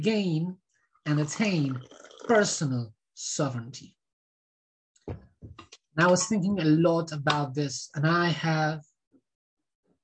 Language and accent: English; Argentina; I was born in Argentina